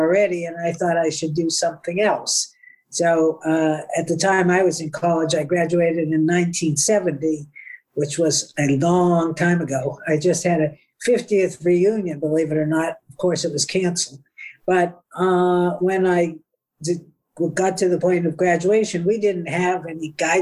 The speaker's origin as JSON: {"language": "English", "town": "Newton", "region": "Massachusetts", "country": "United States", "tie": "born or raised there", "also_born_or_lived": "Washington, D.C.", "moved": "yes", "said": "I grew up outside of Boston in Newton, Massachusetts."}